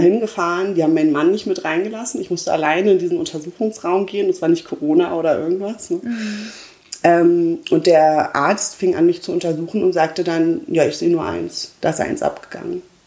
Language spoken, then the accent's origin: German; Berlin, Germany; ich komme ja aus Berlin